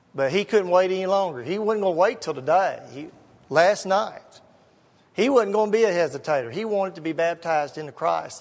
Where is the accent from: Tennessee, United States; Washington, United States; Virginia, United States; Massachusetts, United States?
Tennessee, United States; Gallatin; I grew up down in Gallatin.